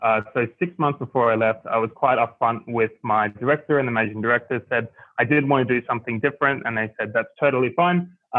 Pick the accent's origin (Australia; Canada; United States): Australia; Sydney, New South Wales; moved away as an adult; also born or lived in Berlin, Germany; now in Singapore; So originally I'm from Sydney, Australia. And I moved to Berlin, Germany, worked there for about two and a half years, and now living in Singapore.